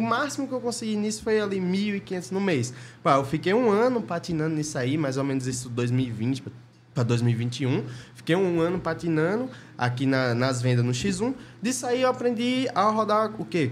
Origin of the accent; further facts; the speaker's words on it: interior of Bahia, Brazil; moved away; eu era do interior lá, da cidade pequena, tinha uns 7 mil habitantes lá no interior da Bahia